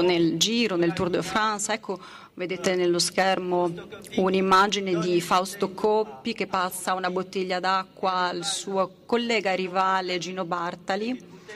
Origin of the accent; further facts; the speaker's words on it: Belgium; io che sono belga